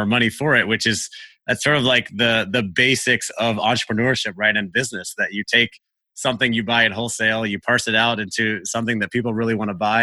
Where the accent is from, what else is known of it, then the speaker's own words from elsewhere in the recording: Central Florida, United States; I grew up in Central Florida